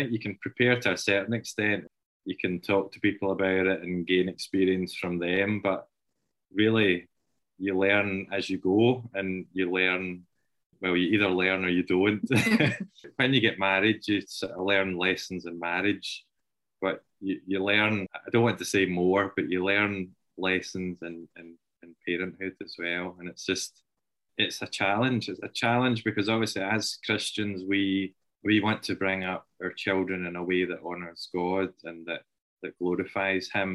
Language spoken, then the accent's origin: English; Kilbirnie, Scotland, United Kingdom; I was brought up and lived in Kilburnie all my life until we moved